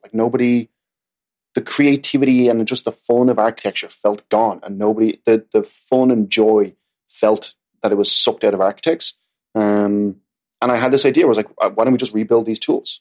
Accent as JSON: {"language": "English", "country": "Ireland", "moved": "yes", "lives_now": "New York City, United States", "said": "I'm Irish"}